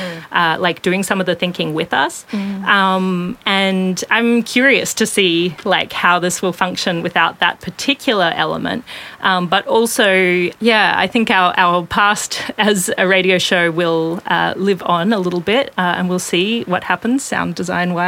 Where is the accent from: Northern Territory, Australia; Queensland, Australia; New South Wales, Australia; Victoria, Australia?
Queensland, Australia; southwest of Toowoomba; now in Brisbane, Australia; I grew up southwest of Toowoomba on Kayabal and Jadawir country